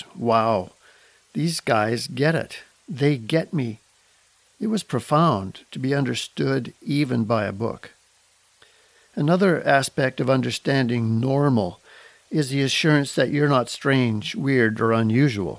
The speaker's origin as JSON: {"language": "English", "town": "Kelowna", "region": "British Columbia", "country": "Canada", "tie": "born or raised there", "said": "that beautiful city happens to be my hometown. of Kelowna, British Columbia."}